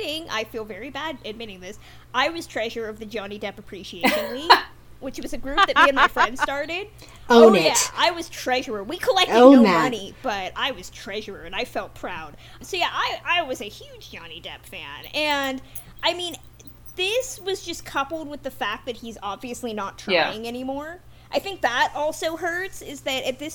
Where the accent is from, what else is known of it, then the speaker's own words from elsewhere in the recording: Sacramento, California, United States; my hometown, Sacramento